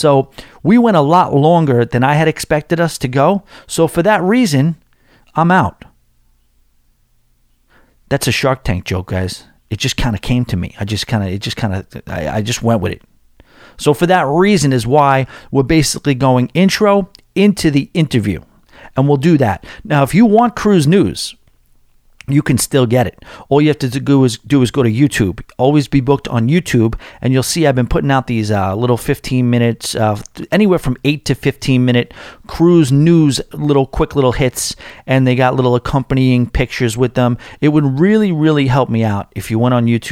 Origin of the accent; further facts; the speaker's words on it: New York, United States; as a New Yorker trying to get into country music